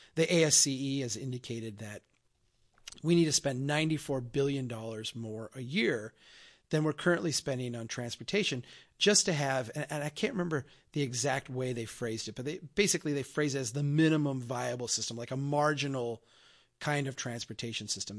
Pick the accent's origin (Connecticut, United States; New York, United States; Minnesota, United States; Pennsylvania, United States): Minnesota, United States; Brainerd; My hometown here of Brainerd, Minnesota